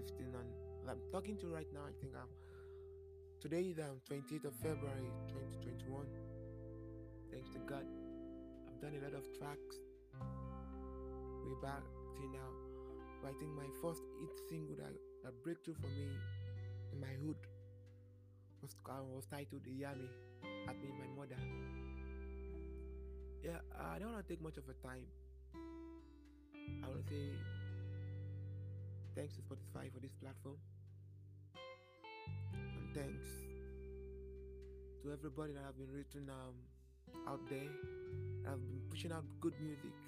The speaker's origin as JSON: {"language": "English", "region": "Lagos", "country": "Nigeria", "tie": "born or raised there", "said": "was born and brought up in Nigeria"}